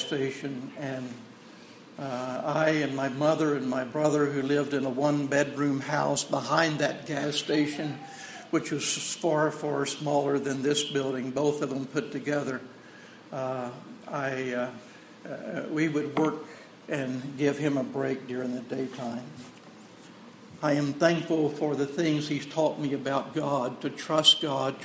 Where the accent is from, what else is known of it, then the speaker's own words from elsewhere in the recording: Texas, United States; I'm from Texas, and that's the way I talk